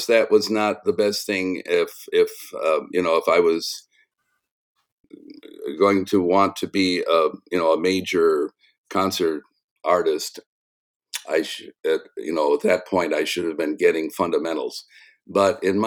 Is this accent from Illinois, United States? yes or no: no; South Bend, Indiana, United States; I grew up in South Bend, Indiana